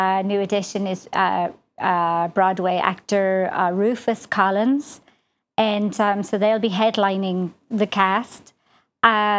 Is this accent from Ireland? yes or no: yes; Ireland; accent: slight Irish accent; moved away as an adult; now in United States; I'm Irish. Believe it or not, I know 25 years of being in America, I still have a slight Irish accent.